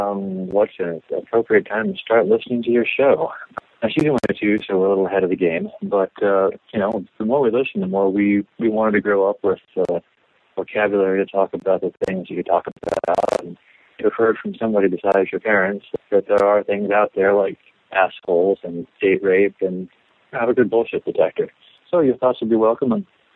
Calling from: Manhattan, New York, United States; I'm from Manhattan.

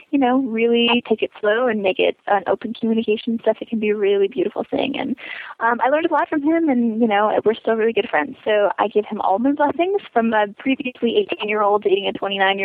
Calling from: Chicago, Illinois, United States; I'm calling from Chicago

